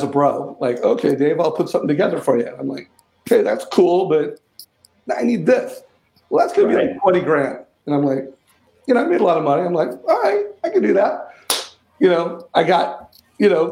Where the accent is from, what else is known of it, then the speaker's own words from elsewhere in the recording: Huntington Beach, California, United States; I grew up in Huntington Beach